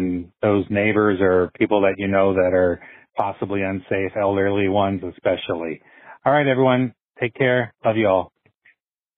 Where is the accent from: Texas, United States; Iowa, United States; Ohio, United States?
Iowa, United States; Burlington; now in Iowa City, United States; my hometown of Burlington